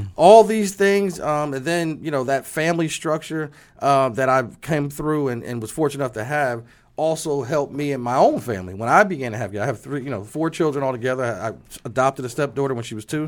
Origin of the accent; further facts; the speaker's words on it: New Jersey, United States; moved away; I'm excited to be back in my home state